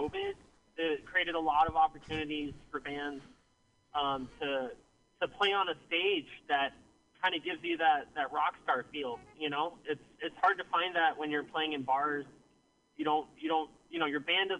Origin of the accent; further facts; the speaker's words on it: Petaluma, California, United States; I grew up in Sonoma County in Petaluma